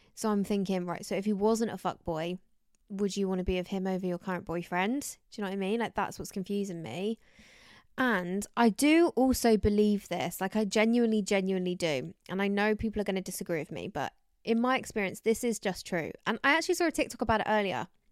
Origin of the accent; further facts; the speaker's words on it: United Kingdom; I'm British, but I'm a little bit Spanish somewhere